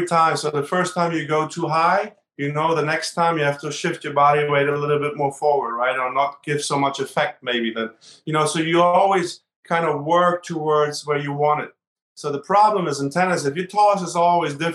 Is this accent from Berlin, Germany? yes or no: yes; Berlin, Germany; now in United States; I grew up in Berlin and Germany, and I grew up in a high riser